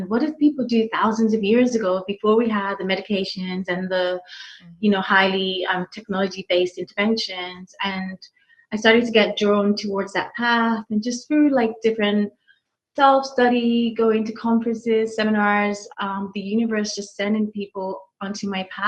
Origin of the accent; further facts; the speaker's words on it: United Kingdom; now in United States; So currently I'm in Illinois. Originally, I never know how to quite answer that question.